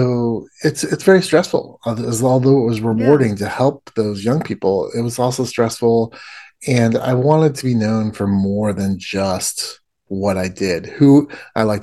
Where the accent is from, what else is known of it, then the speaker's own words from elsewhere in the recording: Indiana, United States; I grew up in the Midwest of the United States, in Indiana, a very conservative background